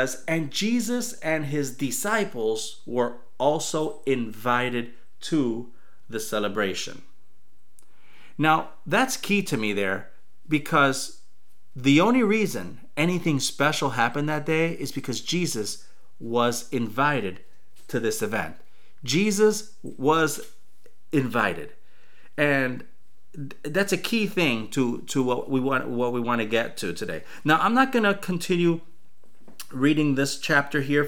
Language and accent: English; Chicago, Illinois, United States; when I was growing up in Chicago, we used to play basketball often